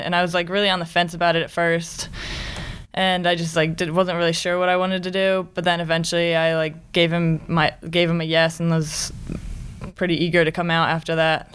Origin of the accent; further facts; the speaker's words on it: Westminster, Maryland, United States; I'm from Westminster, Maryland